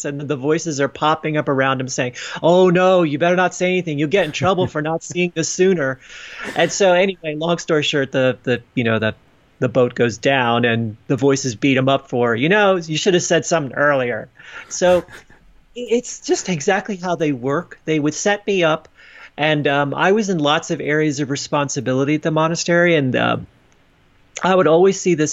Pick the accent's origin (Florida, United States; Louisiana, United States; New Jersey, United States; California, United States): New Jersey, United States; moved away; I knew that I wanted to go back to my hometown in New Jersey to spend some time with my family